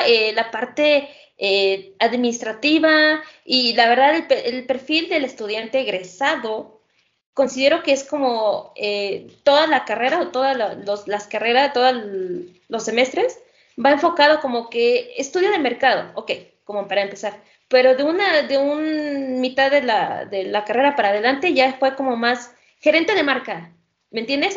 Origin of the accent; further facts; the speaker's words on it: Mexico; el sistema educativo con el que contamos aquí en México